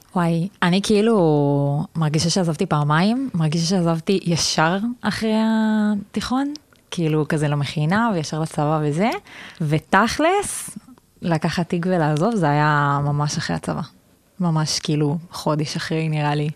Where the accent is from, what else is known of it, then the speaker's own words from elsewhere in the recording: Southern District, Israel; moved away as an adult; also born or lived in Tel Aviv; אני מהדרום, מהצד השני